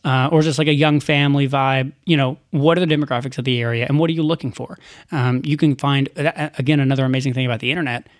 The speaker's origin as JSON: {"language": "English", "town": "Chattanooga", "region": "Tennessee", "country": "United States", "tie": "born or raised there", "moved": "as an adult", "said": "I grew up in Chattanooga"}